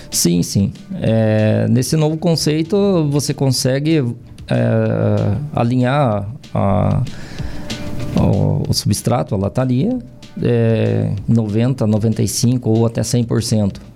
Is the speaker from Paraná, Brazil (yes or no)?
yes; Castro, Paraná, Brazil; moved away; also born or lived in Japan; em Castro mesmo.